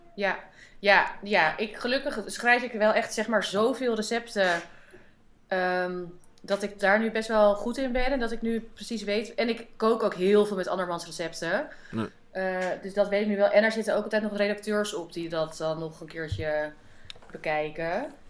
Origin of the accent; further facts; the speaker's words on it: Amsterdam, North Holland, Netherlands; uit Amsterdam